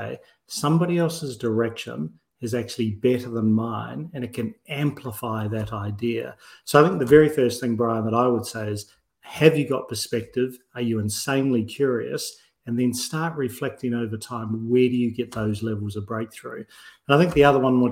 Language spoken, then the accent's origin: English; New Zealand; I'm a New Zealander from birth